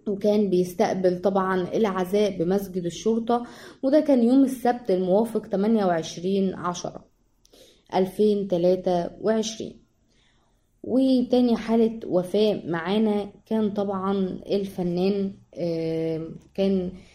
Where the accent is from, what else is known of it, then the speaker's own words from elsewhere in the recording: Egypt; إحنا شعب مصري أصيل